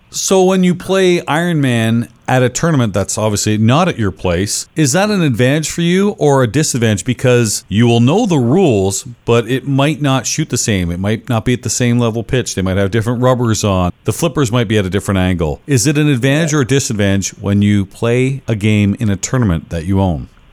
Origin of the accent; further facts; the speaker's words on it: Canada; I'm Canadian